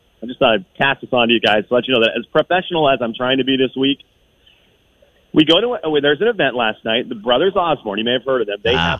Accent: Venezuela; a man who lived about 2 hours from where I grew up in Venezuela.

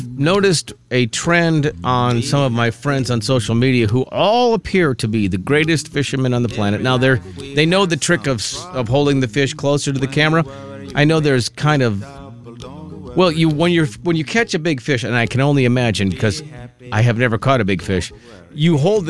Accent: Minnesota, United States; growing up in Minnesota, there's a lot of lakes, a lot of fishing.

